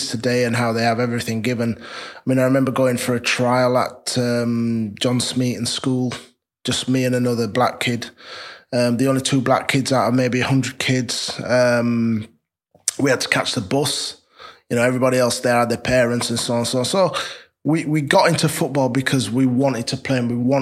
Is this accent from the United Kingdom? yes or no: yes; Leeds, Yorkshire and the Humber, United Kingdom; I'm from Leeds, down the road, raised and brought up in Chapeltown.